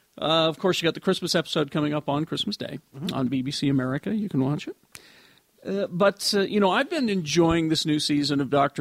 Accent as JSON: {"language": "English", "country": "United States", "said": "I'm American"}